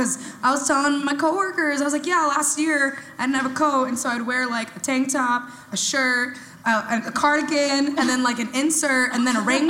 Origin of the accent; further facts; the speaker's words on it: Texas, United States; now in Portland, United States; So I'm from the South, like, truly. Texas